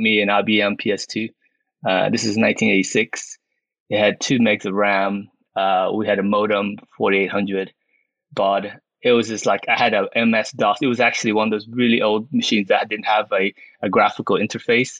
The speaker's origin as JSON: {"language": "English", "town": "Houston", "region": "Texas", "country": "United States", "tie": "born or raised there", "second_language": "English", "moved": "as an adult", "lives_now": "United Kingdom", "said": "I grew up in Houston, actually, as an American"}